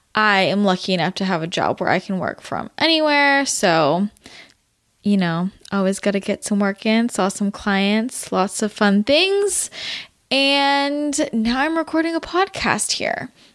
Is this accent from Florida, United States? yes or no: no; Belmont, California, United States; moved away; I grew up in the Bay, if you didn't know that. San Mateo region, not San Mateo, Belmont, to be specific